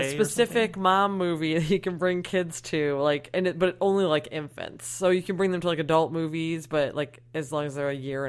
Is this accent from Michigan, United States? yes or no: yes; Michigan, United States; now in Los Angeles, United States; I'm from Michigan.